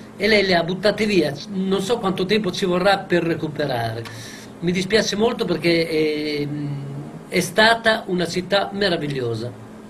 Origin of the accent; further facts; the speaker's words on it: Bologna, Emilia-Romagna, Italy; also born or lived in Crevalcore; sono nato a Crevalcore, qui in provincia di Bologna